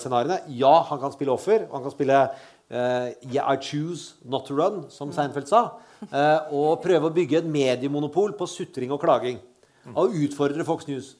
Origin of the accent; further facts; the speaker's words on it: Østfold, Norway; Jeg er fra Østfold. Vi sier ikke rottepuling